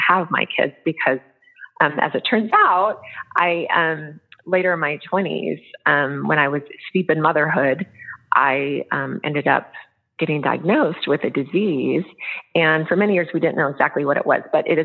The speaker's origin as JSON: {"language": "English", "town": "Memphis", "region": "Tennessee", "country": "United States", "tie": "born or raised there", "also_born_or_lived": "California", "moved": "yes", "said": "I grew up right outside Memphis, Tennessee, Southern girl, and but a Western transplant"}